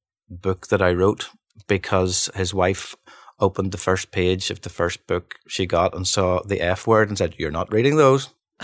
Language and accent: English; Bangor, Northern Ireland, United Kingdom; You know, we're from Bangor, but how would we know how to do that?